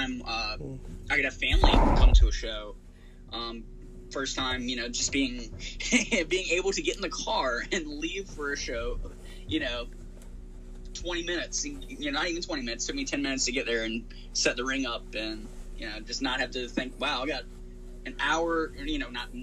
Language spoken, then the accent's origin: English; Chesterfield, Virginia, United States; also born or lived in Richmond, Virginia; my hometown, here in Virginia, which I technically live in Richmond, but the high school I went to is about 10 minutes outside of the city in Chesterfield